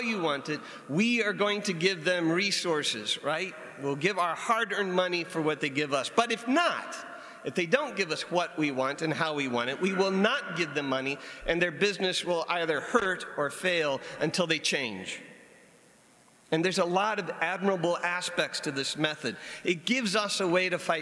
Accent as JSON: {"language": "English", "country": "United States", "said": "as an American"}